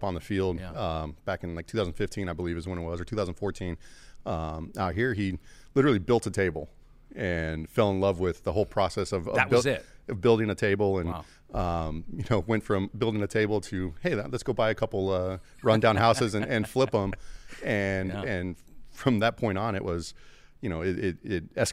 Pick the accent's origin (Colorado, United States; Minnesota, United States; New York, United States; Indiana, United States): Colorado, United States; moved away as an adult; now in Tampa, United States; Colorado, nice. My home state